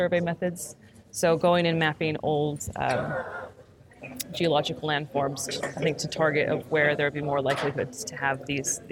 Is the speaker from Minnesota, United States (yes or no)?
yes; Minnesota, United States; now in Bradford, United Kingdom; I'm from Minnesota in the U.S., and it's not very far from the geographic center of North America